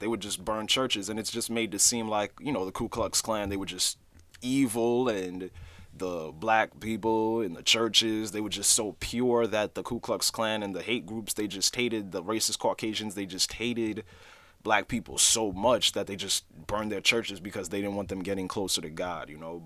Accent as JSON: {"language": "English", "town": "New York City", "region": "New York", "country": "United States", "tie": "born or raised there", "also_born_or_lived": "Haiti (ancestry)", "said": "I'm Haitian, so even though I was born in Brooklyn, New York, my parents, they're both Haitian natives"}